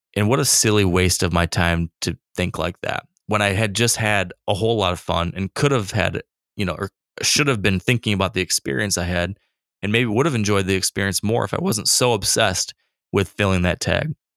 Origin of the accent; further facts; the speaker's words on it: Michigan, United States; My home state of Michigan